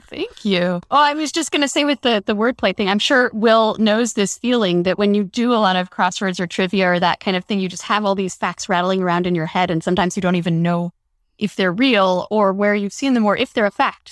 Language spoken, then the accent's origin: English; Denver, Colorado, United States; I grew up in Denver